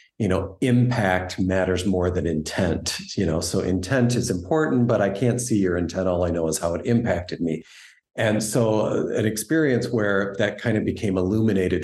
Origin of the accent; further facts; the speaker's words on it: United States; growing up, you know, while my parents always retained their Canadian citizenship, I identified very much with being an American